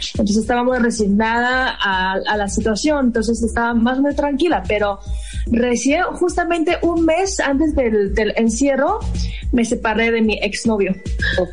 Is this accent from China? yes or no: yes; China; moved away as an adult; also born or lived in Mexicali, Mexico; now in Cuernavaca, Mexico; soy de China. He llevado como ocho años y medio viviendo en México, antes de Mexicali y ahorita vivo en Cuernavaca